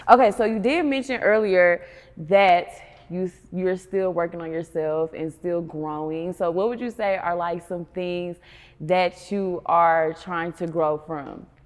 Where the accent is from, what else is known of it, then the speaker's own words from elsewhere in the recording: Maryland, United States; So I am from Anne Arundel County. A lot of people don't know where that is. It's close to Baltimore, and it's still close to DC too.